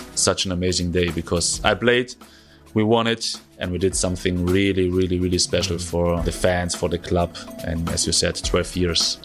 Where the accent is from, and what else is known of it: Germany; first language German; English is a second language